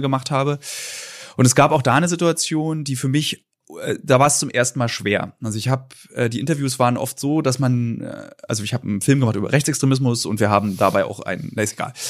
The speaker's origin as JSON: {"language": "German", "region": "Berlin", "country": "Germany", "said": "Da bin ich auch sehr speziell als Berliner"}